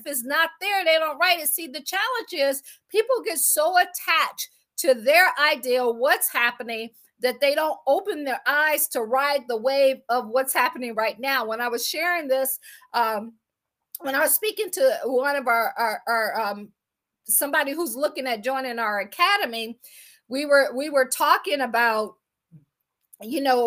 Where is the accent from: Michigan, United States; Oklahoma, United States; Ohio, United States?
Ohio, United States; Akron; I am from Akron, Ohio